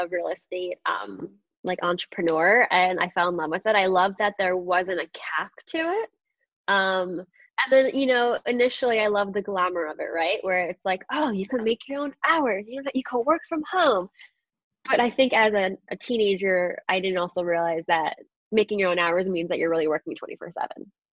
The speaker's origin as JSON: {"language": "English", "area": "Long Island", "region": "New York", "country": "United States", "tie": "born or raised there", "also_born_or_lived": "Astoria, Queens, New York"}